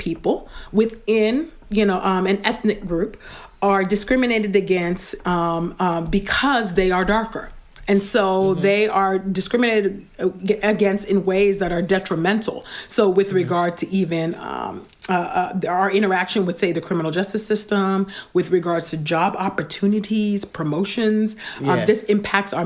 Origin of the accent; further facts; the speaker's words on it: California, United States; a dark-skinned Black girl born and raised in California